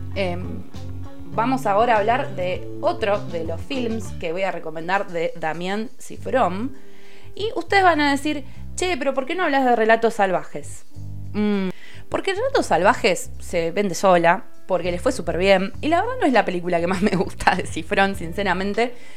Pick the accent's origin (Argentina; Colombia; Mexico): Argentina; Lomas de Zamora, Buenos Aires Province; yo soy de, Loma de Zamora